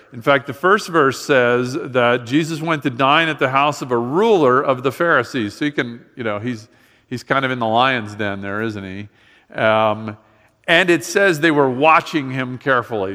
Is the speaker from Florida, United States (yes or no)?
yes; Miami, Florida, United States; I grew up in Miami